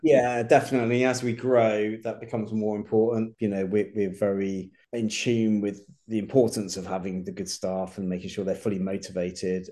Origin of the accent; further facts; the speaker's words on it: Reading, South East England, United Kingdom; moved away as an adult; I was brought up in Reading actually. That's oh, well, yeah, I, okay. Yeah, I grew up there. I, I, moved away when I was about eighteen